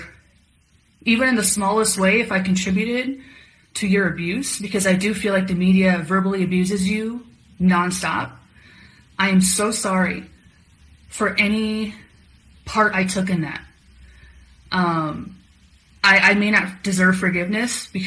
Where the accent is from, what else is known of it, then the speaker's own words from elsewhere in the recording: Illinois, United States; I'm from Illinois